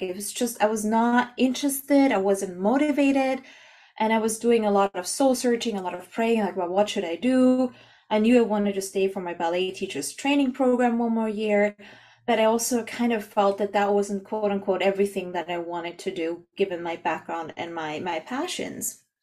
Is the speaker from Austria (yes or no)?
yes; Austria; moved away as an adult; also born or lived in Canada; I'm from Austria